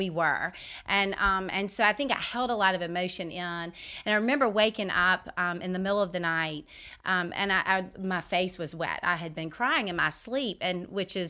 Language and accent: English; Vestavia Hills, Alabama, United States; I grew up here in Vestavia at Vestavia Methodist.